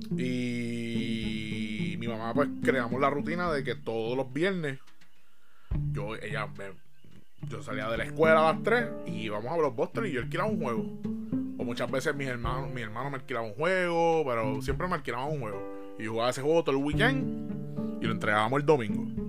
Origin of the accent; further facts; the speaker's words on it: Bayamón, Puerto Rico; Yo soy de Bayamón